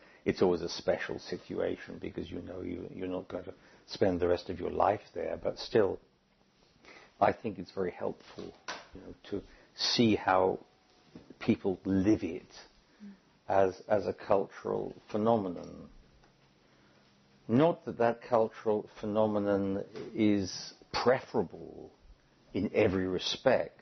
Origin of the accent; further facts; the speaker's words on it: United Kingdom; moved away; as a British citizen